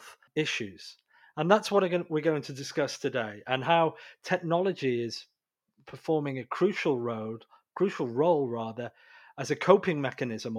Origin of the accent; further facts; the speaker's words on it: United Kingdom; moved away; I'm British originally